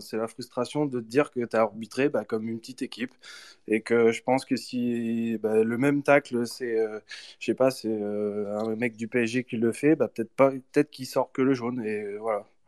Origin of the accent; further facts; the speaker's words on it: Nevers, Bourgogne-Franche-Comté, France; je suis né pas très loin d'Auxerre, à Nevers